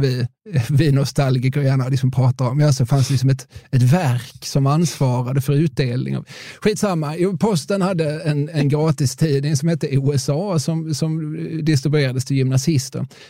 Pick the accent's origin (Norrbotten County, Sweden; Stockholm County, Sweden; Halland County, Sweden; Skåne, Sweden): Skåne, Sweden; Eslöv; jag är från Eslöv.